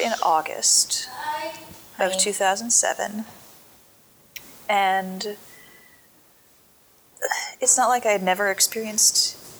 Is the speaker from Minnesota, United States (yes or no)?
no; Southern California, United States; moved away as an adult; also born or lived in San Francisco, United States; now in Miami, United States; I grew up in Southern California